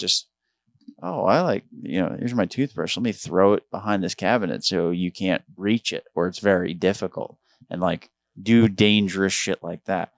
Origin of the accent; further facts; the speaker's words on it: Long Island, New York, United States; moved away; I grew up on Long Island